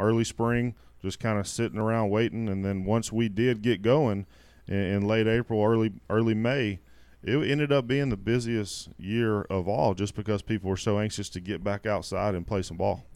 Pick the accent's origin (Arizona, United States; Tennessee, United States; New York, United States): Tennessee, United States; Memphis; my hometown in Memphis